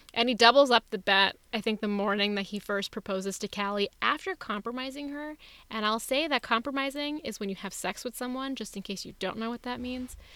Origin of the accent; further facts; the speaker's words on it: India; also born or lived in Los Angeles; now in Oakland, United States; my country of India